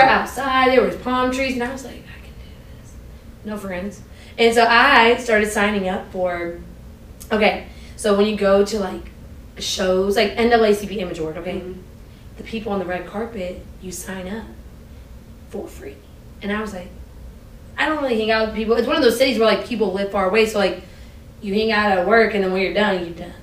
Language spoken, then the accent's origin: English; Maryland, United States; moved away as an adult; also born or lived in Hampton / Los Angeles, California; I grew up in Maryland, like my, when they came from Pakistan, they showed up in Laurel, Maryland, down the street